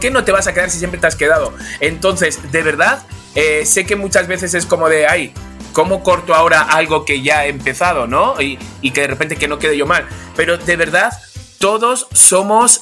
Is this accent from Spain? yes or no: yes; Spain; Soy español